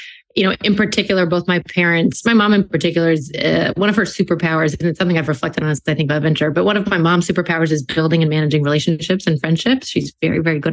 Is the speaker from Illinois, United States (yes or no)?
no; New York City, New York, United States; moved away as an adult; also born or lived in West Coast; now in Boston, United States; I grew up in New York City in Manhattan